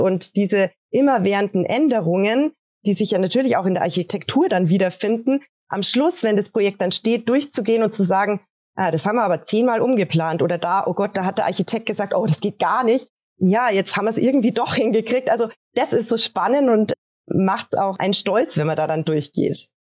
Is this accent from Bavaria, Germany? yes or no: yes; Regensburg, Bavaria, Germany; bei uns in Regensburg